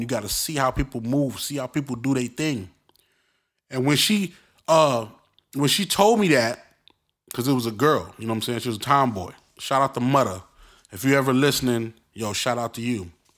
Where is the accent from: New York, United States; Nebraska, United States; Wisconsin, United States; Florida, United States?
New York, United States; Brooklyn; accent: Brooklyn; moved away; also born or lived in Inglewood, Los Angeles; I'm from Brooklyn.